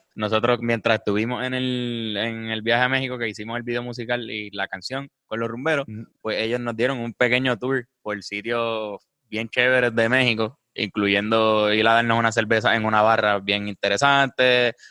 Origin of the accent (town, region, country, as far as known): Puerto Rico